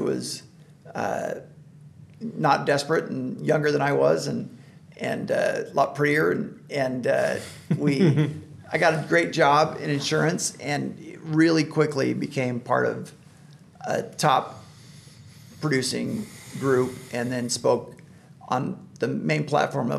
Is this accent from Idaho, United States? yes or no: yes; Boise, Idaho, United States; growing up in Idaho